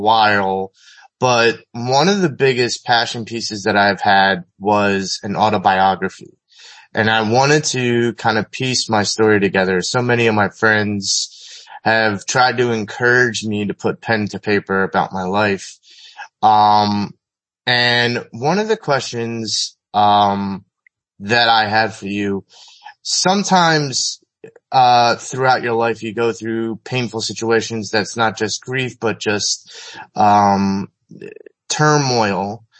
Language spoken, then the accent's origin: English; Philadelphia, Pennsylvania, United States